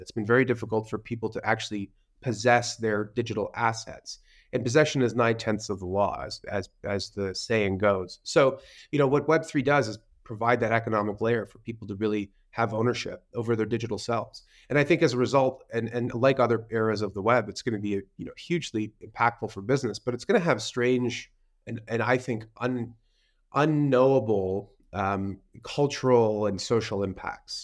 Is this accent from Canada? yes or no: yes; Canada; I'm a Canadian, and I started my career in traditional finance